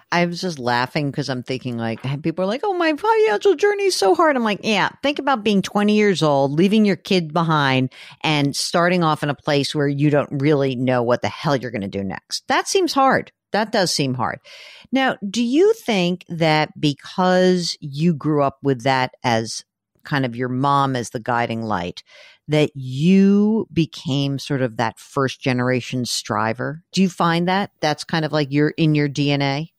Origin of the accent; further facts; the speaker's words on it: New York, United States; we're, we're New Yorkers